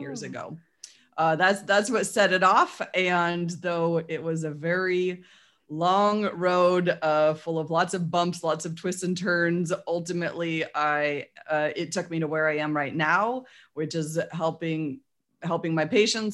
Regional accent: Portland, Oregon, United States; now in Salem, Oregon, United States; I grew up in Portland and after 30 something years living there

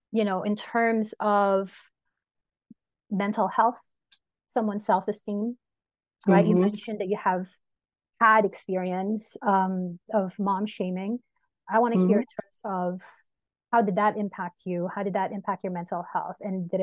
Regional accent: Philippines; And it's like one of my biggest pet peeves as well as a Filipino mom is the constant shaming

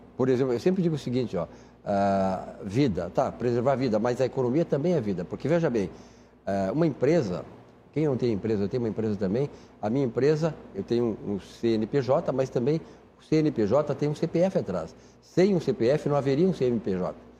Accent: Uruguaiana, Rio Grande do Sul, Brazil; now in Porto Alegre, Brazil; eu cito Uruguaiana porque é minha terra

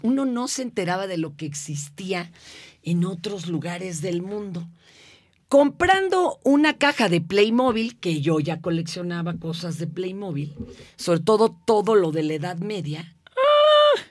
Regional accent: Mexico City, Mexico; also born or lived in Izcalli Chamapa, State of Mexico; Yo vivía hasta Izcalichamapa

